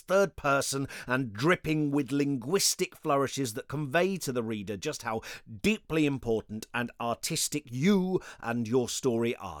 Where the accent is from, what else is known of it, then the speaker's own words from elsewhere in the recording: United Kingdom; being British